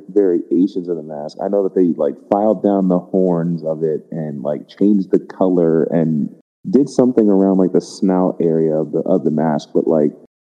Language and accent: English; New York, United States; I'm from New York